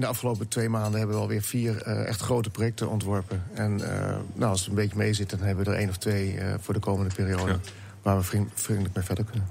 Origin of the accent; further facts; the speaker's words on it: Netherlands; als Nederlander